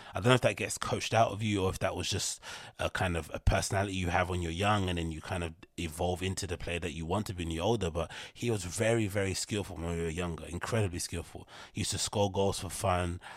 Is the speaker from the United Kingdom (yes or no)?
yes; London, United Kingdom; I'm from London